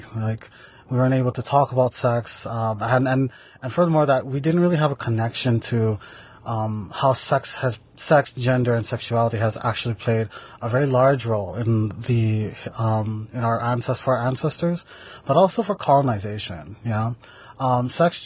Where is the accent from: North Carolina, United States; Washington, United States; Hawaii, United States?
Hawaii, United States; Maui; I am from the island of Maui, from the ahupua'a of Nawai Eha